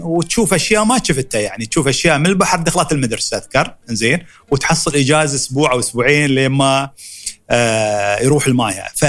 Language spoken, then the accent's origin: Arabic; Dubai, United Arab Emirates; born or raised there; accent: Emirati